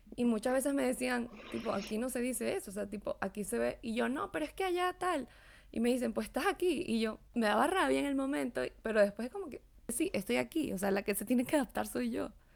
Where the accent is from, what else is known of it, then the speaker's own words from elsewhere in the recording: Venezuela; now in Mexico; soy de Venezuela